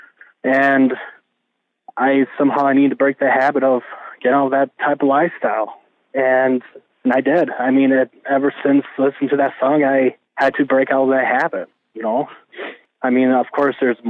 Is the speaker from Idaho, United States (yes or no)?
no; Vesper, Wisconsin, United States; moved away as an adult; now in Stevens Point, United States; I'm originally from Vesper, Wisconsin, and I recently moved to Stevens Point